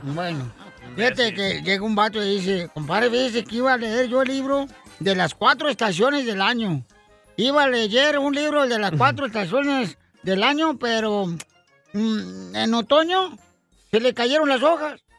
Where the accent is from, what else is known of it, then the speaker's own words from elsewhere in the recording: Ocotlán, Jalisco, Mexico; soy de Ocotlán, Jalisco